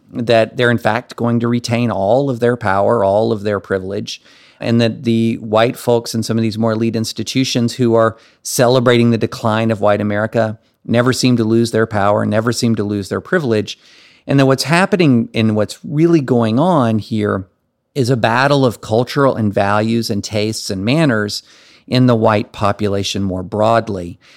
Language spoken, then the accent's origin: English; rural Kentucky, United States; moved away as an adult; also born or lived in Alabama / Tennessee / Nashville / Massachusetts; I grew up in rural Kentucky.